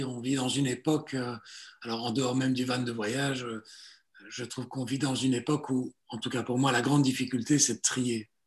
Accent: Belgium; also born or lived in Italy / Southern France; Je suis né en Italie, je suis arrivé en Belgique, euh, pas tout seul, hein, j'étais tellement petit à l'époque, pour retourner en France pendant 5 ans. donc, de mes 8 à 13, j'ai vécu au sud de la France. Et puis, je suis revenu en Belgique à partir de 13 ans

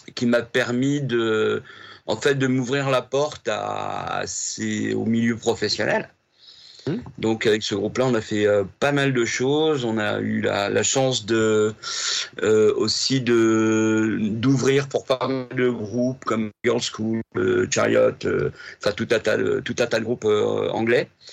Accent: Rouen, Normandy, France; je suis né à Rouen hmm. en 61, 1961

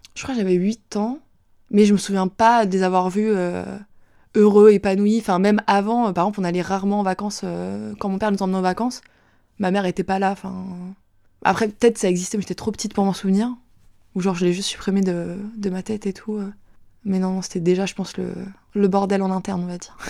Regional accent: Saint-Étienne-du-Rouvray, Normandy, France; J'ai grandi à Saint-Étienne-du-Rouvray, donc euh, c'est une ville en Normandie près de, près de Rouen

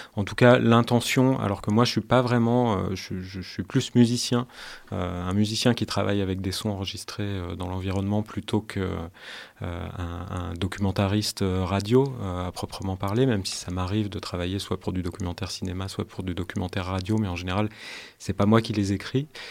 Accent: Grenoble, Auvergne-Rhône-Alpes, France; moved away as an adult; now in Paris, France; je suis originaire de Grenoble, je suis artiste sonore, mais je suis originaire de Grenoble et je vis depuis euh, 10 euh, ans à Paris

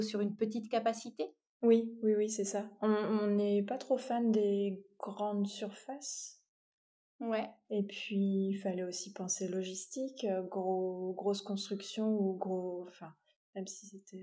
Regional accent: Champagne-Ardenne, Grand Est, France; also born or lived in Belgium; now in Finistère, France; je suis originaire de Champagne-Ardenne

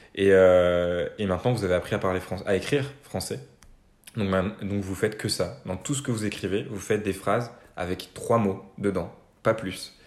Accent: Normandy, France; je viens de Normandie. j'ai grandi en Normandie, euh, en campagne

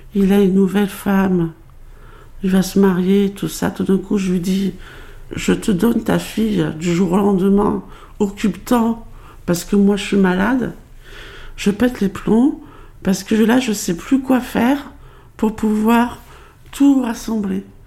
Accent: Paris, Île-de-France, France; also born or lived in Pointe-à-Pitre, Guadeloupe; je suis née euh, à Pointe-à-Pitre, en Guadeloupe. Les histoires de parents euh, divorcés avec une mère qui part à Paris pour travailler ont fait que, à l'âge de 6 ans, je me retrouve à Paris, dans le 18e arrondissement

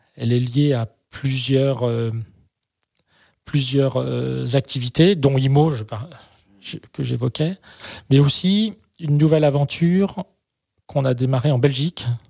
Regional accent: France; chez nous en France

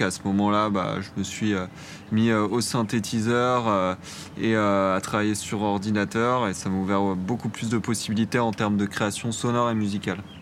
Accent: Paris and Montreuil, Île-de-France, France; on est trois, on est originaire de Paris et de Montreuil dans le 93

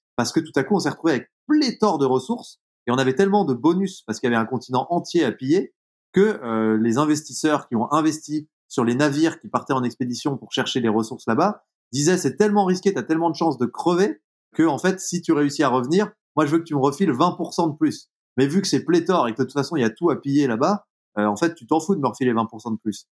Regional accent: Jura, Bourgogne-Franche-Comté, France; dans le monde dans lequel j'ai grandi, typiquement dans le Jura

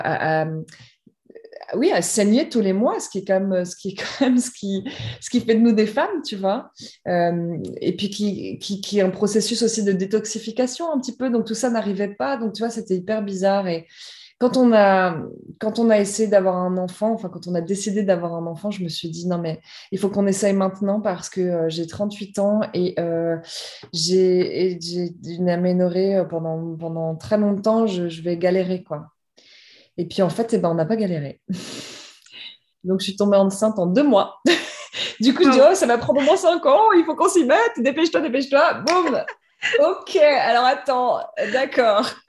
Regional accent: France; moved away as an adult; now in Amsterdam, Netherlands; j'habite Amsterdam, donc j'ai quitté la France pour mon boulot il y a 7 ans huit ans maintenant

